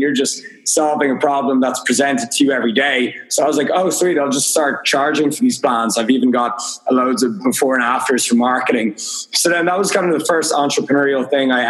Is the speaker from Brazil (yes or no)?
no; Dublin, Leinster, Ireland; I'm from Dublin, Ireland